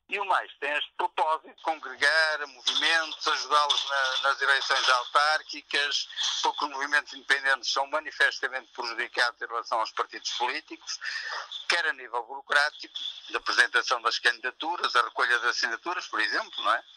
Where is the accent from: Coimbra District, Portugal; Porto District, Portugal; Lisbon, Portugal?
Porto District, Portugal; Maia; na Maia, que é a minha terra